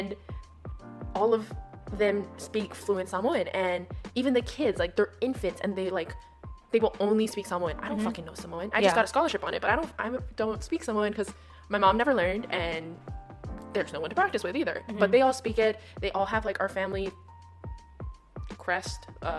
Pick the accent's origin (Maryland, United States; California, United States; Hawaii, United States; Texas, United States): Hawaii, United States; I grew up in Hawaii